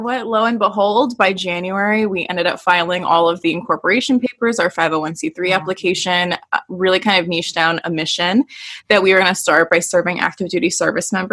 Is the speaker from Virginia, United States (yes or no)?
no; Door County, Wisconsin, United States; also born or lived in Oshkosh, Wisconsin; so I live in Wisconsin and I'm originally from Door County, which is the thumb.